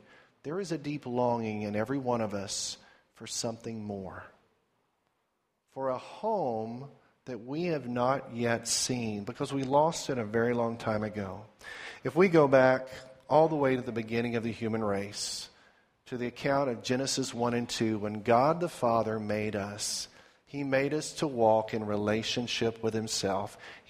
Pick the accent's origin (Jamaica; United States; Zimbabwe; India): Zimbabwe; Sasami; we were on a mission station in Sasami, Rhodesia